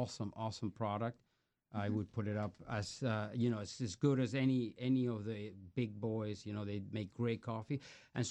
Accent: Venezuela; moved away; we're from Venezuela

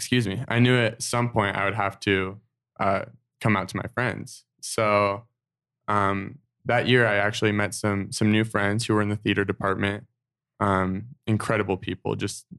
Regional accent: Draper, Utah, United States; growing up in Draper, Utah, having like only LDS friends

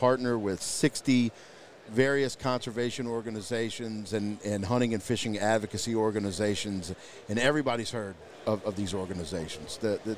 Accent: Louisiana, United States; moved away; back in my home state in Louisiana

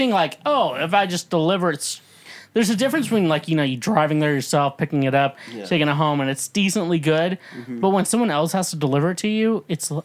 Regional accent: Kansas, United States; moved away; also born or lived in Missouri; I'm from Kansas

